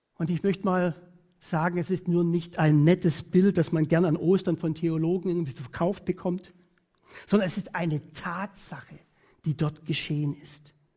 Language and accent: German; Germany; Bei uns in Deutschland